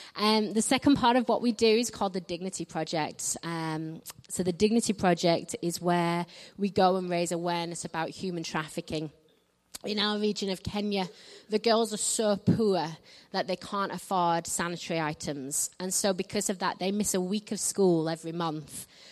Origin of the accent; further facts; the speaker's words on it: north of England, United Kingdom; I'm from England. I'm from the north of England, so I don't quite speak like the Queen.